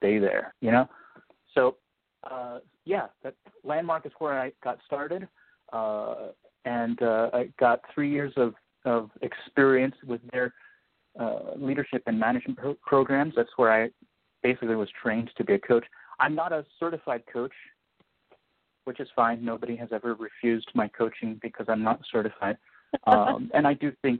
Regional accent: Philadelphia, Pennsylvania, United States; moved away as an adult; also born or lived in China; being Chinese American, but also growing up in Philadelphia.

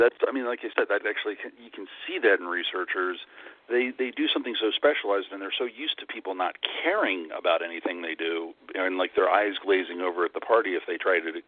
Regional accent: Northeast, United States; also born or lived in New York City / Philadelphia / Los Angeles; now in Florida, United States; since I'm from the Northeast, and I've lived all over the place

